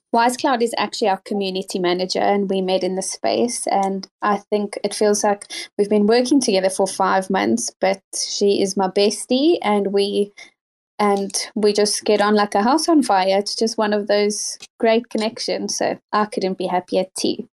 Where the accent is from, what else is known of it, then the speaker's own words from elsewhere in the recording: South Africa; now in United Kingdom; I was born and raised in South Africa and currently live in the UK